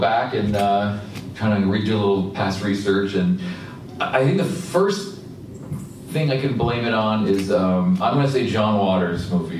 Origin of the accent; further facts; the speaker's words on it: Vermont, United States; now in Pennsylvania, United States; I'm from Vermont, so it's cold there, too.